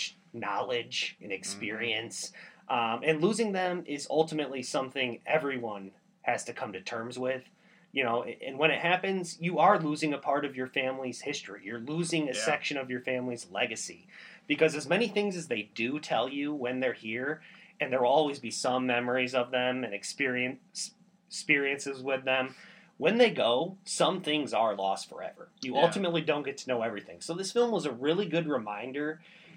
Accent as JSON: {"language": "English", "country": "United States", "said": "I'm American"}